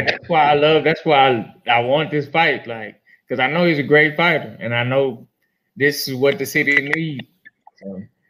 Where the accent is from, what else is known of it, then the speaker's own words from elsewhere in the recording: Houston, Texas, United States; Yeah, I'm from